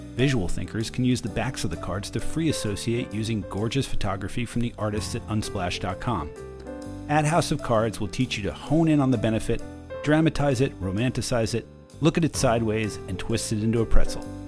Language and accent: English; New Jersey, United States; growing up in New Jersey. I did that too